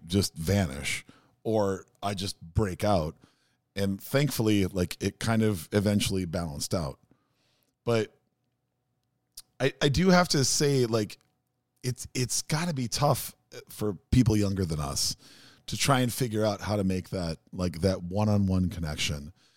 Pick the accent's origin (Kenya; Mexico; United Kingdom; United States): United States; Minneapolis, Minnesota; a really, really painfully shy kid growing up in South Minneapolis